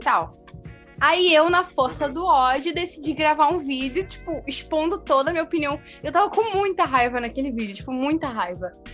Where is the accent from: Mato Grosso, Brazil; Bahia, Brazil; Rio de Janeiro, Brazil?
Rio de Janeiro, Brazil; now in Porto Alegre, Brazil; eu sou natural do Rio de Janeiro, né? E daí eu me mudei pra Porto Alegre